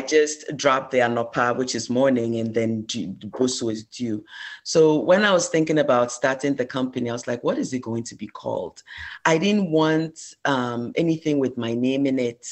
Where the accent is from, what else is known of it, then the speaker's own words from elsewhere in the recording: Ghana; moved away as an adult; I am originally from Ghana. I immigrated here for college.